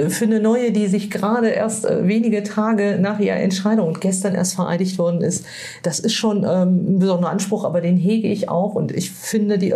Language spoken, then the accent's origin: German; Northern Germany, Germany; ich, kenne das als Norddeutsche, ja.